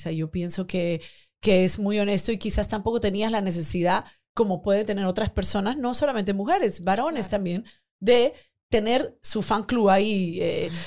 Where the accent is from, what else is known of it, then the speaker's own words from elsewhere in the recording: Peru; also born or lived in Spain; Yo llegué de España, yo soy de Perú, pero viví 10 años en España